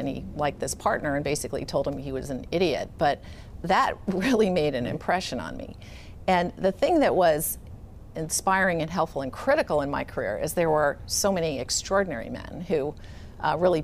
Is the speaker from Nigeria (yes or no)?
no; Silicon Valley, California, United States; also born or lived in England; I was born in England, mostly grew up in Silicon Valley